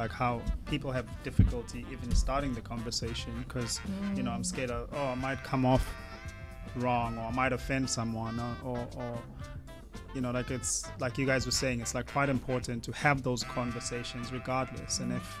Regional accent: Australia; So how does a person like me say, I'm a regular Australian, how do I begin to reconcile and...

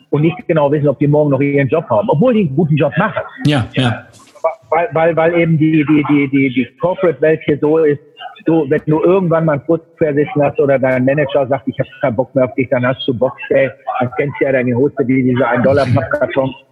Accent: Münster, North Rhine-Westphalia, Germany; als ich letzte Woche in Münster in meiner Heimatstadt war oder in mhm. meinem Geburtsland, ich war ein Jahr, exakt ein Jahr nicht da.

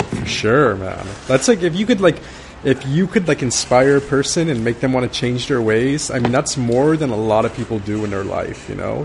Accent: Baldwin Park, California, United States; I grew up in in Baldwin Park

